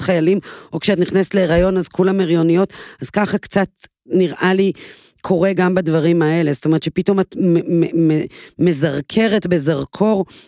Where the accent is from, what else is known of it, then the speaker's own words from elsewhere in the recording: Israel; אני גדלתי בקיבוץ